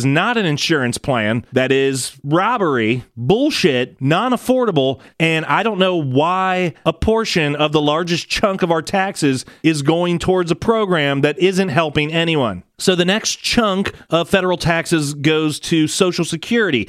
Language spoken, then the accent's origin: English; United States; as American people